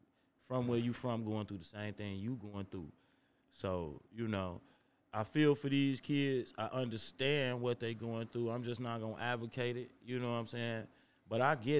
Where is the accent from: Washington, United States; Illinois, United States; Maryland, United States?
Illinois, United States; Chicago; growing up as a Chicago kid